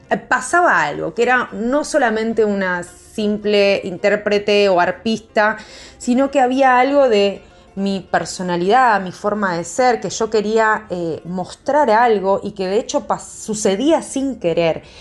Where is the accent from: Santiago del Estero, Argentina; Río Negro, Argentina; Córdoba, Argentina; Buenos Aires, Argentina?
Buenos Aires, Argentina; como que también yo siendo porteña, ¿no? Porque yo soy nacida acá en Buenos Aires, en Capital.